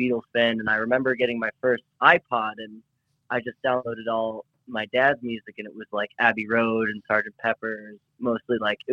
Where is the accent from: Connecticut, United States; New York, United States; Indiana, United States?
Connecticut, United States; I grew up in the Appalachian Mountains in Connecticut